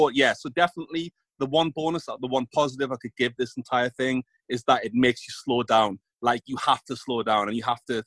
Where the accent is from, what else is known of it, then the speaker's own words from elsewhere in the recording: England, United Kingdom; I'm from England